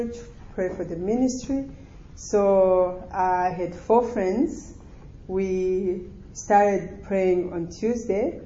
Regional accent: Burundi; English is a second language; moved away; also born or lived in Rwanda; I'm Burundi and grew up in Burundi

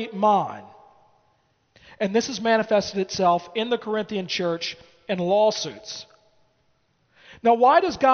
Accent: United States; as an American.

